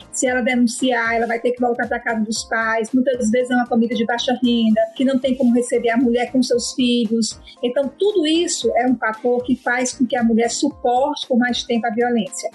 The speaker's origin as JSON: {"language": "Portuguese", "town": "Fortaleza", "region": "Ceará", "country": "Brazil", "said": "eu sou de Fortaleza, Ceará, cidade natal da Maria da Penha"}